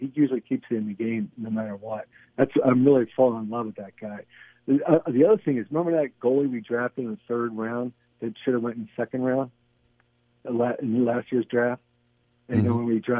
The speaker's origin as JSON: {"language": "English", "town": "Philadelphia", "region": "Pennsylvania", "country": "United States", "also_born_or_lived": "California", "moved": "yes", "lives_now": "East Bay, California, United States", "said": "I'm originally from Philly, and I love New York a lot more."}